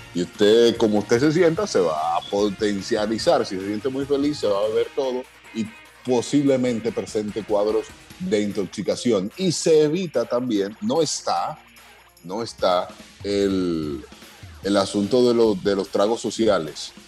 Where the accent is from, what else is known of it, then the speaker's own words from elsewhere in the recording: Dominican Republic; soy dominicano